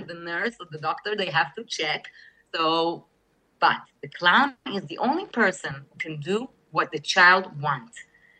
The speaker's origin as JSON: {"language": "English", "region": "New York", "country": "United States", "tie": "born there", "said": "I was born in New York. I was born in..."}